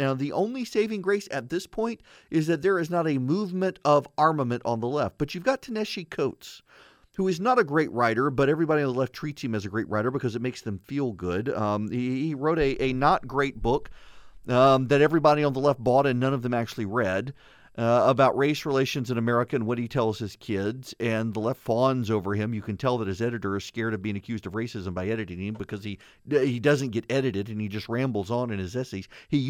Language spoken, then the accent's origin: English; Dubai, United Arab Emirates; now in United States; I've got a UNESCO cookbook from when I was a kid. It was a big thing growing up in Dubai.